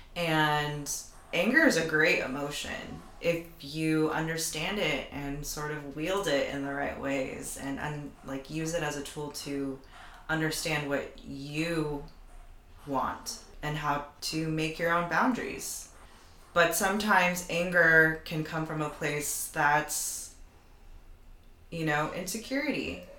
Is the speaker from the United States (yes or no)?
yes; United States; for Filipinos and Filipino Americans specifically, we exist in such a in between space.